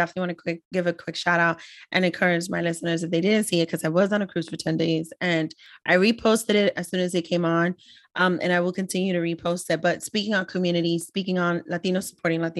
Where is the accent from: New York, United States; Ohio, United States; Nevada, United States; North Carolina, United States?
New York, United States; New York City; me being a daughter of immigrant parents, Ecuadorian, born and raised in the Bronx